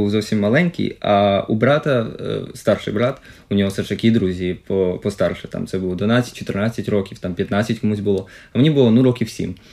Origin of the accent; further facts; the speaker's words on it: Kyiv Oblast, Ukraine; я киянин, але я жив все ж таки в Київській області, в селі.